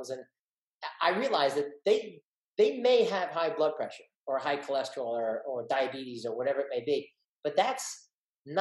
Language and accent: English; East Brunswick, New Jersey, United States; average kid growing up in East Brunswick, New Jersey